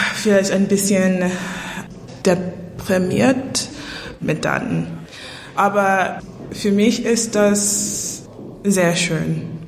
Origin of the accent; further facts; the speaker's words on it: New York City, New York, United States; German is a second language; moved away as an adult; now in Berlin, Germany; Ich komme aus New York City, Manhattan und ich habe in Berlin gewohnt seit 2016